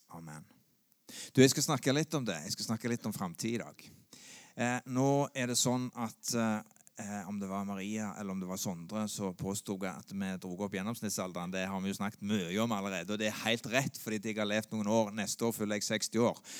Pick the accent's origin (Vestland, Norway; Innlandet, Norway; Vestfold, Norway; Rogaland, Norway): Rogaland, Norway; Sandnes; jeg vokste opp på Gandal